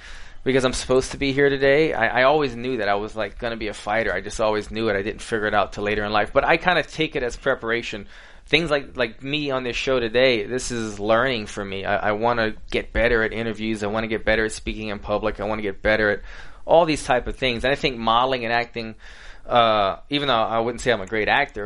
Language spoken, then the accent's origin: English; Lafayette, Louisiana, United States; moved away as an adult; also born or lived in New York / Miami / Southern California; I grew up in Louisiana. I was a country boy